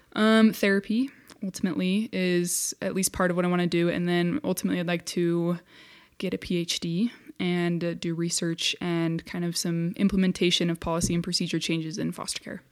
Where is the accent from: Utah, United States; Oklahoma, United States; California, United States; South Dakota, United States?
Utah, United States; Centerville; I grew up in Centerville, Utah, which is a, a little tiny town